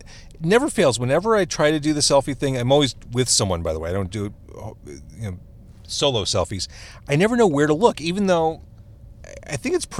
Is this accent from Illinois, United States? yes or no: yes; Skokie, Illinois, United States; When I was a kid, growing up in Skokie